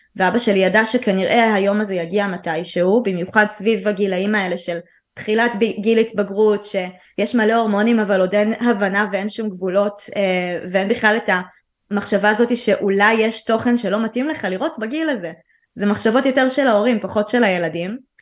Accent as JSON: {"language": "Hebrew", "region": "Central District", "country": "Israel", "tie": "born or raised there", "also_born_or_lived": "Tel Aviv / Ramat HaSharon", "said": "אני גדלתי בעיקר באזור המרכז, שזה היה באותו זמן תל אביב ואחרי זה רמת השרון"}